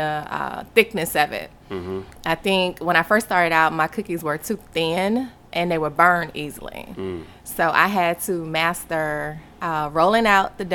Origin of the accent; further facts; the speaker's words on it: Baton Rouge, Louisiana, United States; moved away as an adult; also born or lived in Japan; I'm originally from Baton Rouge, Louisiana